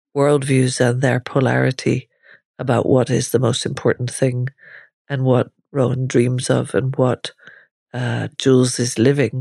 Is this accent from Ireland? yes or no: yes; Ireland; growing up in Ireland at the time I was growing up as well